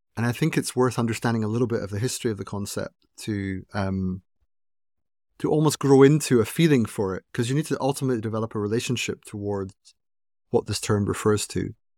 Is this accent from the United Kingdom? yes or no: yes; Aberdeen, Scotland, United Kingdom; I was born in Aberdeen, uh, in Scotland. It's in the northeast of Scotland